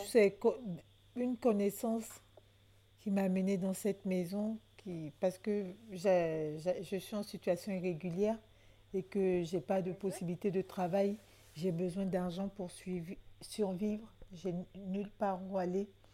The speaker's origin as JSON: {"language": "French", "country": "Côte d’Ivoire", "moved": "as an adult", "lives_now": "France", "said": "je suis d'origine ivoirienne, je viens de la Côte d'Ivoire"}